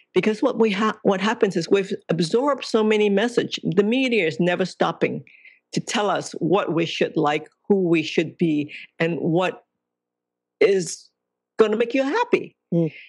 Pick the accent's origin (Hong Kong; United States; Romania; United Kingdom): Hong Kong; I was born in Hong Kong